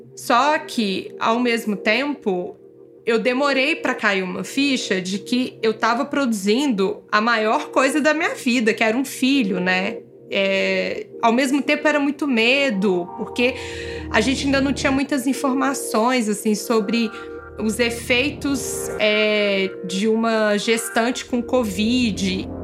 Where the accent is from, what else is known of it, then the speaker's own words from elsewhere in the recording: Belo Horizonte, Minas Gerais, Brazil; moved away as an adult; also born or lived in São Paulo; a gente resolveu vir para Belo Horizonte passar a pandemia aqui, com a nossa família, porque somos de BH.